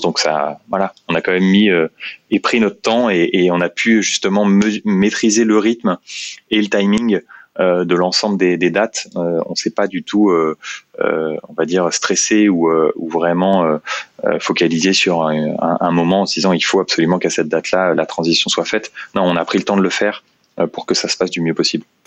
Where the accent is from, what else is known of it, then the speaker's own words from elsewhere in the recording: Meaux, Île-de-France, France; je suis originaire de Meaux, en Seine-et-Marne